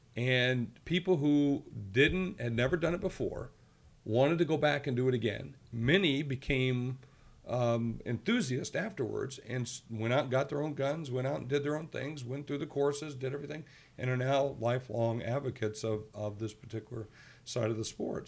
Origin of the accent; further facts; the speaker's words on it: Georgia, United States; moved away; where I grew up down in Georgia